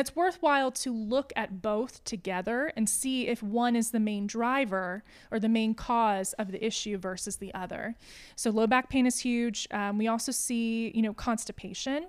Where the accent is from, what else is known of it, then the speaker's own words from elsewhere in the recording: Johnson City, Tennessee, United States; also born or lived in Asheville, North Carolina; I was born in Asheville, but, uh, my family moved around a little bit growing up, and then we kinda settled here in Johnson City